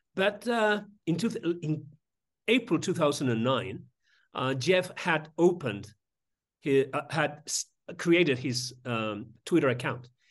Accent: Madrid, Community of Madrid, Spain; I was born in Madrid and I was raised in Madrid.

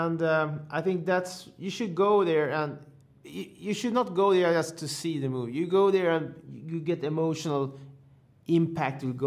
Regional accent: Sweden; I am from Sweden

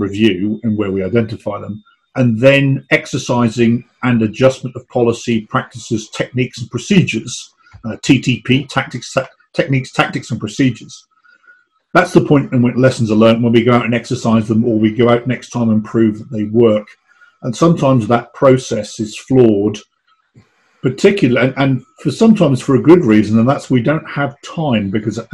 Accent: England, United Kingdom; now in United States; as an Englishman

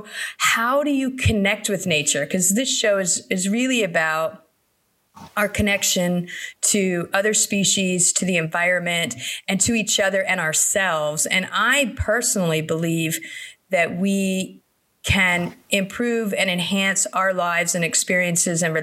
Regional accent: South Florida, United States; I grew up in South Florida

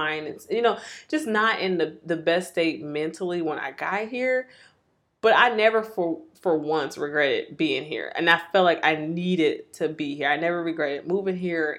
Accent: Milwaukee, Wisconsin, United States; moved away as an adult; I grew up in Milwaukee

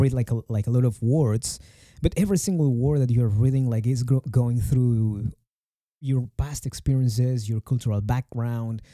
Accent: Mexico; English is a second language

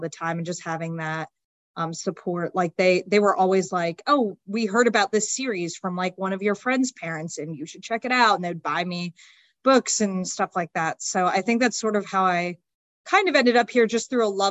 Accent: Raleigh, North Carolina, United States; I'm from the Raleigh area. So I grew up here and I just never left

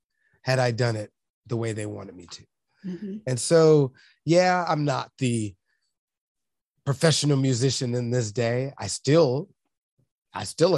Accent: Los Angeles, California, United States; growing up in South Central

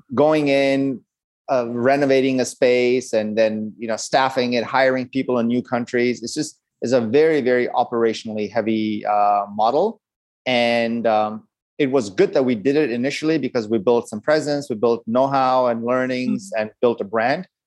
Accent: Los Angeles, California, United States; My dad is from India, and my mom is Burmese, and I grew up in Los Angeles.

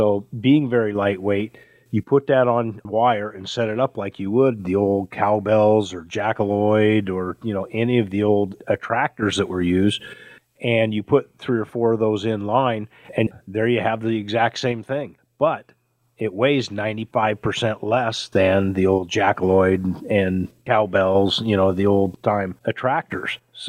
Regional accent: Lake Chelan, Washington, United States; I grew up on Lake Chelan

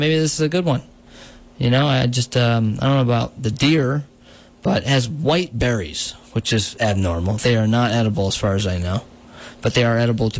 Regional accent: New Paltz, New York, United States; growing up in New Paltz

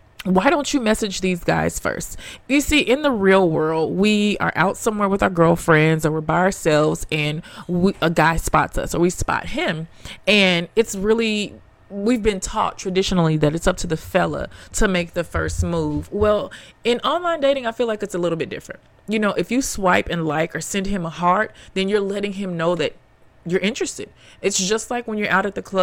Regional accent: Memphis, Tennessee, United States; now in New York, United States; I grew up in Memphis, Tennessee.

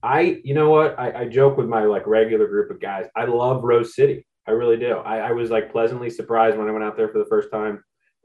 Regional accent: outside of Hartford, Connecticut, United States; moved away as an adult; also born or lived in Boston area / Bandon, Oregon; now in Portland, United States; I grew up in Connecticut outside of Hartford

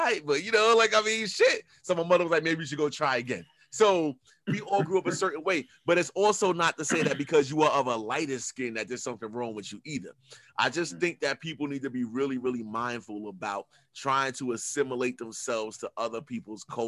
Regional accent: New York City, New York, United States; I'm from Queens. I'm going to tell you, I'm from Guy R. Brewer Boulevard and 130th Avenue

